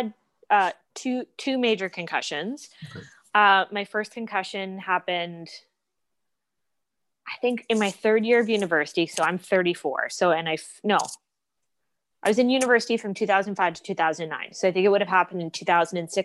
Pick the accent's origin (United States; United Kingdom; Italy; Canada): Canada; East Coast, Atlantic Canada; moved away as an adult; now in Toronto, Canada; I'm from the East Coast. I moved to Toronto in 2009 after an undergrad degree out there to study at Humber College.